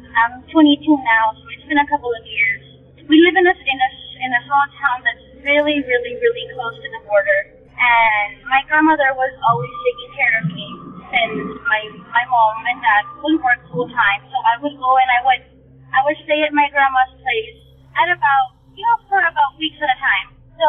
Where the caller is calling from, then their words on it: South Texas, United States; Hello, I'm calling from Texas, South Texas to be exact. This occurred when I was around 11 or 12 years old. I'm 22 now, so it's been a couple of years. We live in a small town that's really, really, really close to the border.